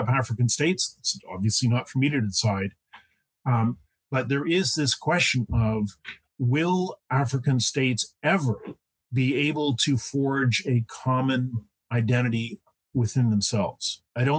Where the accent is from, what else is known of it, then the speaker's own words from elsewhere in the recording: Canada; also born or lived in Quebec / central Ontario; I'm a Canadian, and I've spent part of my life in Quebec, which is the French-speaking part of Canada, and part of my life in central Ontario.